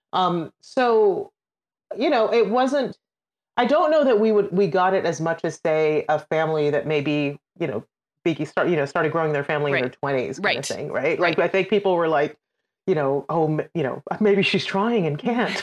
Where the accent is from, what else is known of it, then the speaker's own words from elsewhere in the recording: Trinidad & Tobago; also born or lived in United Kingdom; now in United States; I'm originally from Trinidad and Tobago in the Caribbean